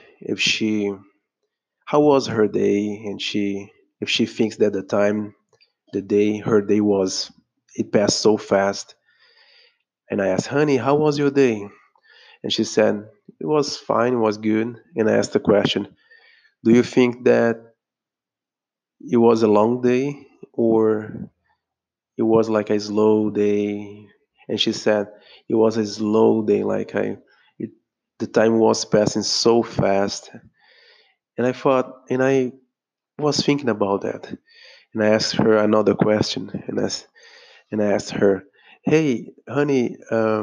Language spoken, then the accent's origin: English; Brazil; I'm speaking here from Brazil. I'm a Brazilian